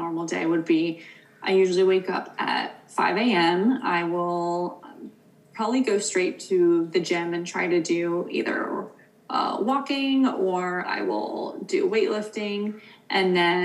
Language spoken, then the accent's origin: English; East Coast, United States; now in West Coast, United States; I'm from the East Coast where it's more common. And for the past like 4 years that I've lived out here